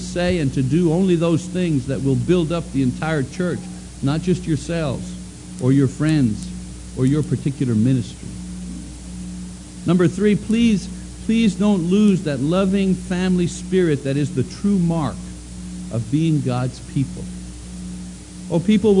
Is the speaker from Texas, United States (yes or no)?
no; Oklahoma, United States; also born or lived in Montreal, Canada; I was born in Montreal, Canada, but I'm from Oklahoma.